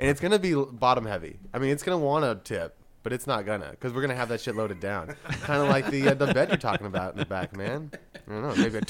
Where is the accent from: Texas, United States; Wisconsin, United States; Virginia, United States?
Texas, United States; Dallas; also born or lived in Austin, Texas; I am from Dallas, Texas, originally.